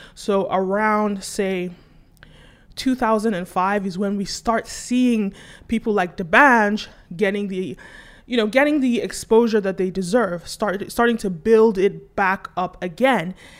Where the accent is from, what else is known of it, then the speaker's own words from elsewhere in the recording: Nigeria; as a Nigerian